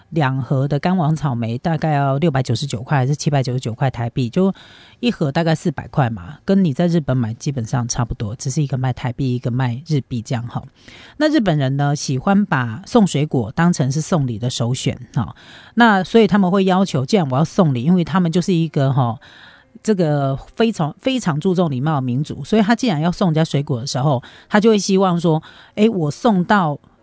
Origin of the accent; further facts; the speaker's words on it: Taiwan; 身为台湾人